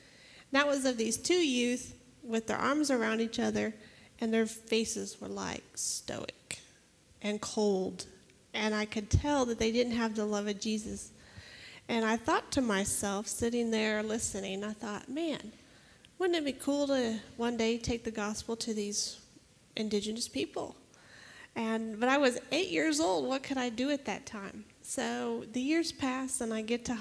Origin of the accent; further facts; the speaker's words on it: Indiana, United States; moved away; When I was 8 years old, I come from Indiana, and we had a small little church out in the country